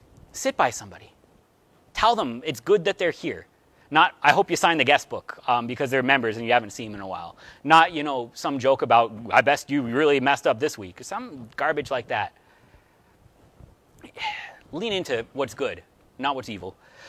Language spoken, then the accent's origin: English; Cleveland, Ohio, United States; born there; I was born in Cleveland. I was raised a Browns fan.